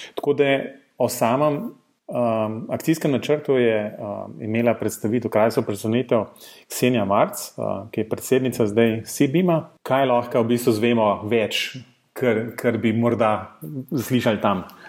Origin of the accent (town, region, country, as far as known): Slovenia